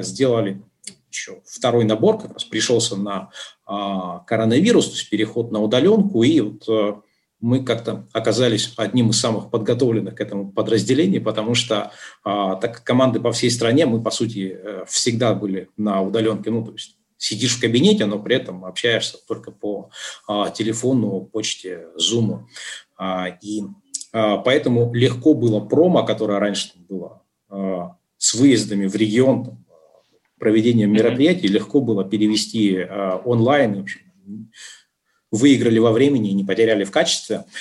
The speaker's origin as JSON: {"language": "Russian", "town": "Yekaterinburg", "region": "Sverdlovsk Oblast", "country": "Russia", "also_born_or_lived": "Dubai", "moved": "as an adult", "said": "общался при этом с людьми с родины, то есть я из Екатеринбурга"}